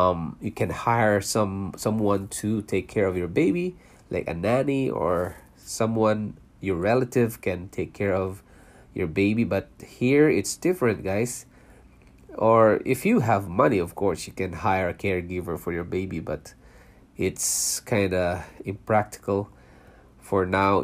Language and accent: English; Philippines; born or raised there; first language Cebuano; English is a second language; moved away as an adult; also born or lived in Singapore; now in Canada